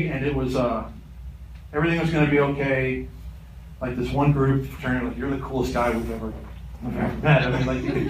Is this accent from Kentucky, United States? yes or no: yes; Kentucky, United States; I'm from Kentucky